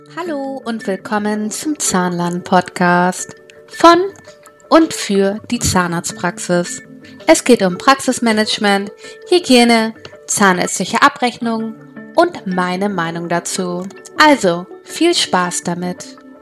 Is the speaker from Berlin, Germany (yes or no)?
no; Hamburg, Germany; Ich bin ja auch Hamburgerin